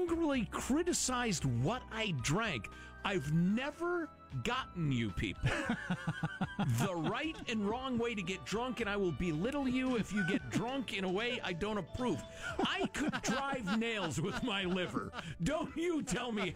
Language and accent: English; United States; I'm American